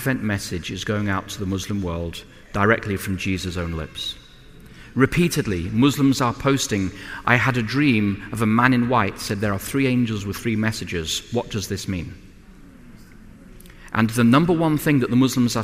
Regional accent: England, United Kingdom; as an Englishman

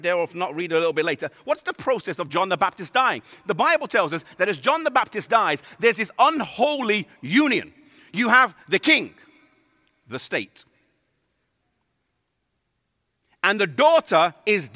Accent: England, United Kingdom; I'm from England

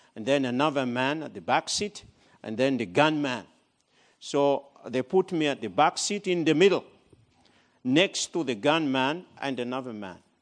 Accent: Madagascar; moved away as an adult; also born or lived in Democratic Republic of the Congo; I'm originally from Madagascar. but I left that country in nineteen ninety-five

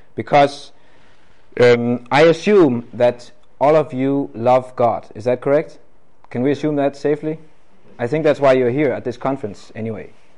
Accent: Denmark; English is a second language; I'm from Denmark, and uh, I am not a native English-speaking person

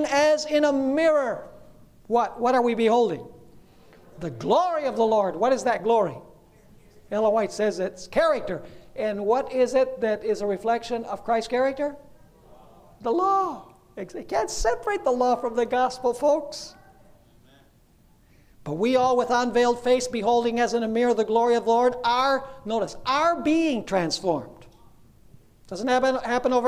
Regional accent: Venezuela; When I was a child growing up in Venezuela

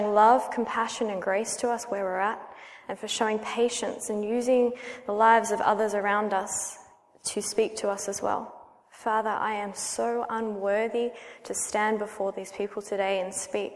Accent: Melbourne, Victoria, Australia; accent: Australian; I'm Australian, or Aussie, as we call ourselves. And I've spent almost my entire life in Melbourne, Australia

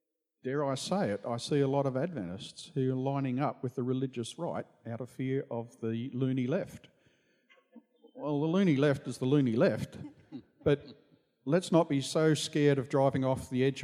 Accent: Australia; as an Australian coming here

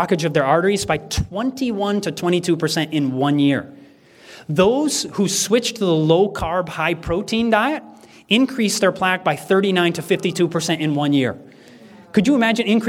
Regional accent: Michigan, United States; moved away; I'm originally from Michigan

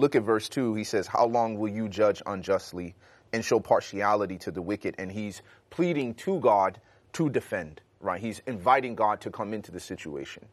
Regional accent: Chicago, Illinois, United States; growing up in Chicago

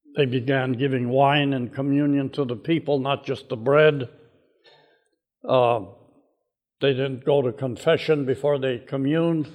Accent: Waukegan, Illinois, United States; Saint Mark's Lutheran Church in Waukegan, Illinois, my hometown

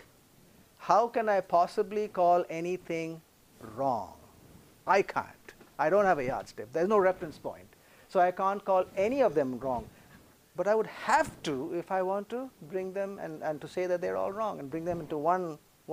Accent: India; I'm from the Indian Peninsula

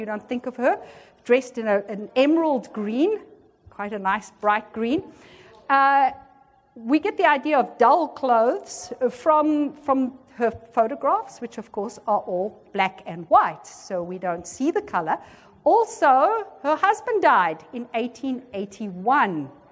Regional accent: South Africa; moved away as an adult; also born or lived in Peru / Argentina / Philippines; now in Washington, D.C., United States; I'm South African by birth, and that's where I grew up and went to school

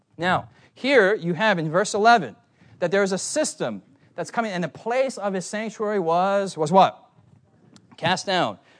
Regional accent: United States; I'm an American

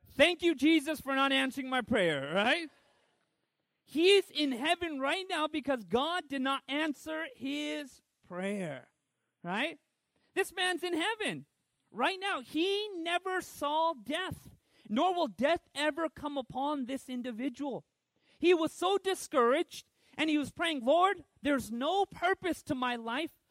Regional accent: Southern California, United States; I grew up in Southern California

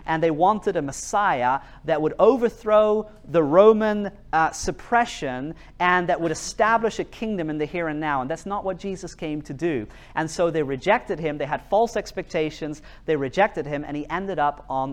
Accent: New Zealand; now in Norway; I live in Norway, and I grew up in New Zealand.

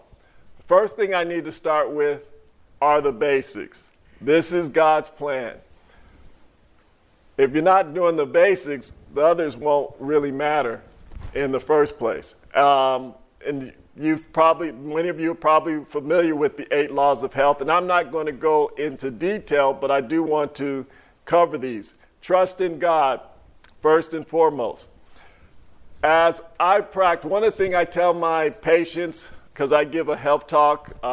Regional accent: California, United States; now in Monticello, United States; I'm from California

